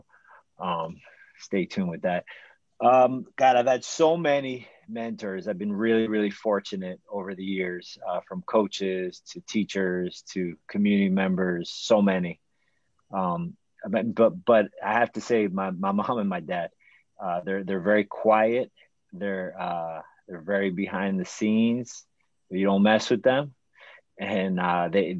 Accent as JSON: {"language": "English", "town": "Miami", "region": "Florida", "country": "United States", "tie": "born or raised there", "said": "Growing up in Miami"}